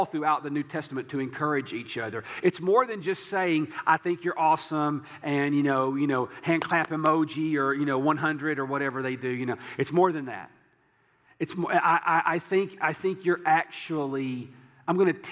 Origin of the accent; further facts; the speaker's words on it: the South, United States; I'm from the South